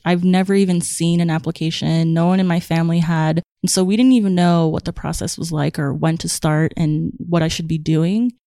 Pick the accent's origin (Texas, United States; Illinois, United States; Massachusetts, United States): Massachusetts, United States; Somerville; I grew up in Somerville, which is a little town right outside of Boston